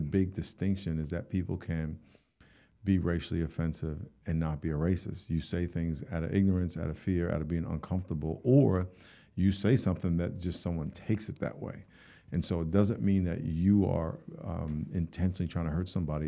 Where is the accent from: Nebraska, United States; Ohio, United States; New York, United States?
New York, United States; I grew up in New York and, uh, grew up in a black neighborhood